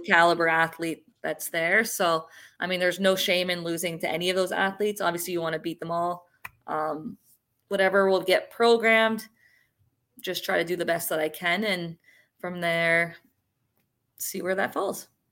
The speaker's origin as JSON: {"language": "English", "town": "Sarnia", "region": "Ontario", "country": "Canada", "tie": "born or raised there", "moved": "yes", "said": "when I was in Sarnia in my hometown"}